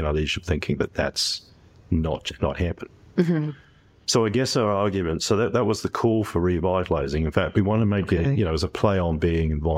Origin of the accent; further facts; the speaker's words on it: England, United Kingdom; moved away as an adult; also born or lived in Canada / New Zealand; I've spent the first 18 years of my life in England, the next 18 in Canada, another 18 in New Zealand.